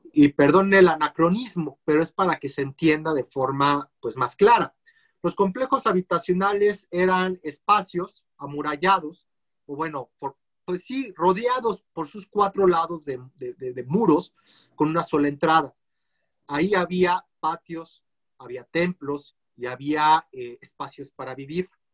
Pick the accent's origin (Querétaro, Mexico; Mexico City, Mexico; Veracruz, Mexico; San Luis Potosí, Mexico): Mexico City, Mexico; como capitalinos y como mexicanos